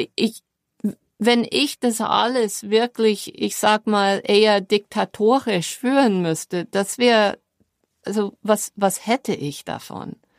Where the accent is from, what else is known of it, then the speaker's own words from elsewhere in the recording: New York, United States; German is a second language; moved away as an adult; now in Germany; meine New Yorker Mentalität